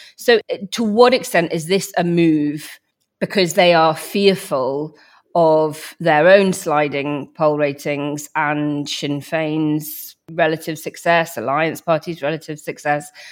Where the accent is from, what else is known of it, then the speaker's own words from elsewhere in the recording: Northern Ireland, United Kingdom; I grew up in Northern Ireland during the late nineties.